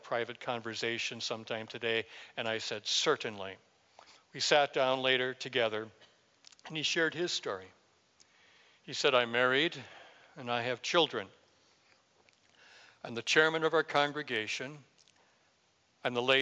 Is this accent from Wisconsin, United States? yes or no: yes; Wisconsin, United States; I'm from Wisconsin